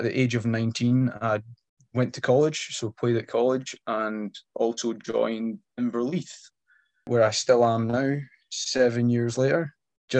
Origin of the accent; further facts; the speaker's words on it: Penicuik, Scotland, United Kingdom; I'm from Penicuik, and I currently stay in Penicuik, so just south of Edinburgh.